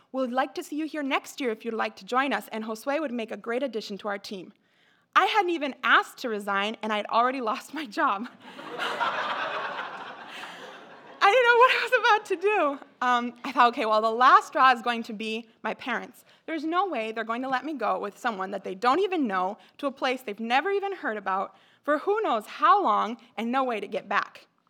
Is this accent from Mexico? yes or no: yes; Mexico; moved away; I grew up in Mexico